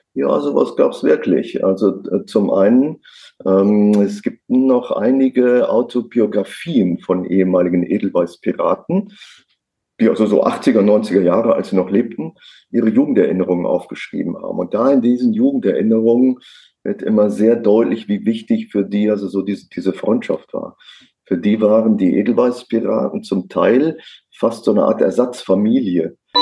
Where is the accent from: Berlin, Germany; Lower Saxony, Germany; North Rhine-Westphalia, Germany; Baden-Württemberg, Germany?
North Rhine-Westphalia, Germany; near Cologne; Also ich komme äh, gebürtig aus der Nähe von Köln.